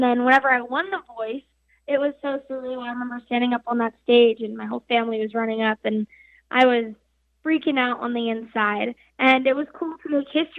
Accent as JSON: {"language": "English", "town": "Farmington", "region": "New Mexico", "country": "United States", "said": "I'm 17 years old, and I'm from Farmington, New Mexico"}